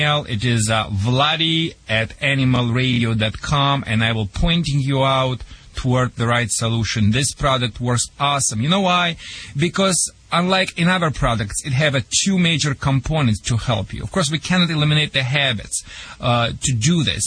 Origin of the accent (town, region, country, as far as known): Russia; accent: Russian; English is a second language; moved away as an adult; also born or lived in Michigan; now in United States